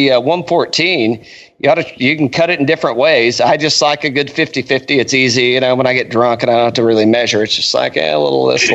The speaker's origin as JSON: {"language": "English", "region": "East Tennessee", "country": "United States", "said": "now I'm from East Tennessee."}